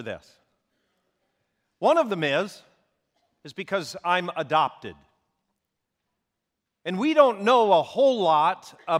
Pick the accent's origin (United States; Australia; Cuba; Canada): Canada; Vancouver, British Columbia; born there; I was born in Vancouver, British Columbia is where I was born.